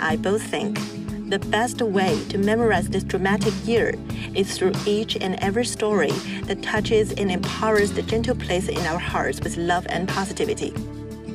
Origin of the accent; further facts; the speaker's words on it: Xi'an, Shaanxi, China; now in Boston, United States; they're from a very old city named Xi'an, where I was born.